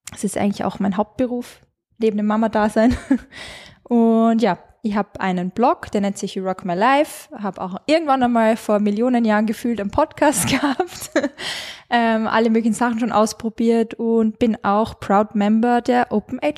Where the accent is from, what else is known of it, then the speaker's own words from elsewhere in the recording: Carinthia, Austria; now in Salzburg, Austria; Ähm, ich komme ursprünglich aus Kärnten, man hört es nur mehr manchmal, zum Glück.